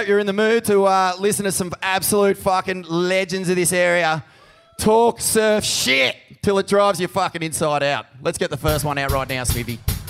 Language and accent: English; New Brighton, New South Wales, Australia; moved away; also born or lived in Sydney; But actually, I'm not from Byron. I'm from New Brighton, about 20 k's up the coast.